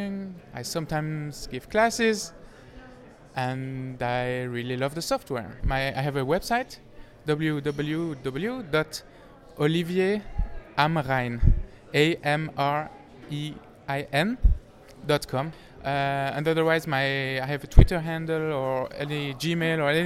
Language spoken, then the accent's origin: English; French-speaking Switzerland, Romandy, Switzerland; accent: French-speaking Swiss; English is a second language; I'm from Switzerland, from the French-speaking part. You might notice it from my accent.